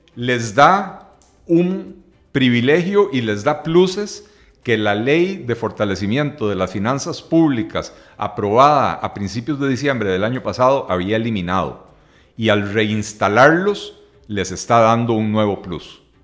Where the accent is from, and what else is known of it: Costa Rica